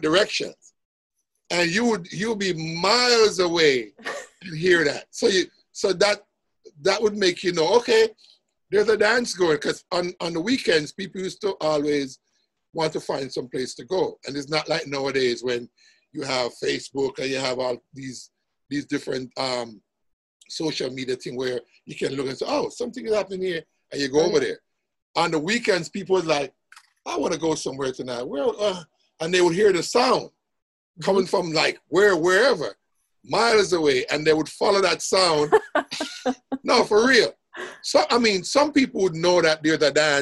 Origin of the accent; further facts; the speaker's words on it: Jamaica; I grew up in a place, Jamaica, where it was musical.